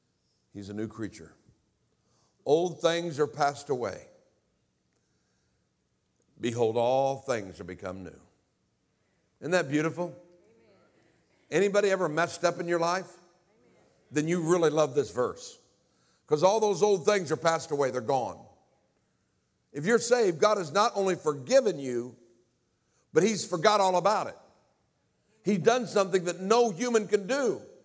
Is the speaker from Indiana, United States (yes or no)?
yes; Indianapolis, Indiana, United States; born there; I was born in Indianapolis, Indiana. I was born into a home that from all outward appearances had everything.